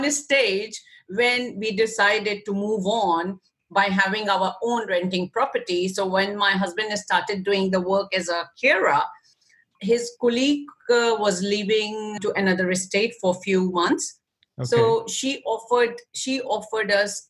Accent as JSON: {"language": "English", "country": "Pakistan", "moved": "yes", "said": "I'm from Pakistan too"}